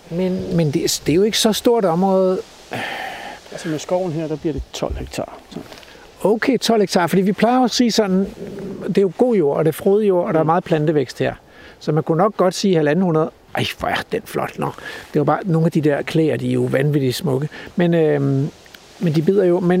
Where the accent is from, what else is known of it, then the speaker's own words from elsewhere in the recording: Denmark; Hjemme i Danmark